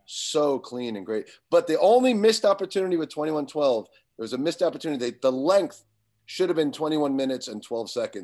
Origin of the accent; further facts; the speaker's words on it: Long Island, New York, United States; growing up in Long Island, you know, in nineteen eighty-one, eighty-two, eighty-three